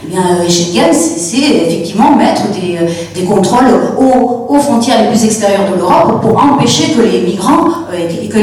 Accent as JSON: {"language": "French", "country": "Chile", "moved": "yes", "lives_now": "Bordeaux area, France", "said": "Je suis moi-même issue de l'immigration puisque mes parents sont réfugiés politiques, je viens du Chili."}